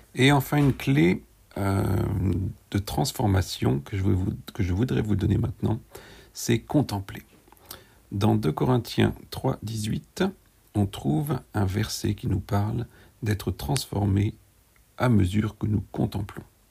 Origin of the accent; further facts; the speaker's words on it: France; Nous avons grandi, nous, quand je dis nous, c'est en tant que Français